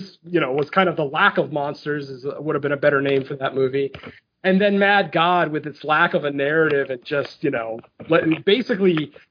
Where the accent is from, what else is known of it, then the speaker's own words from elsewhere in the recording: Canada; I'm Canadian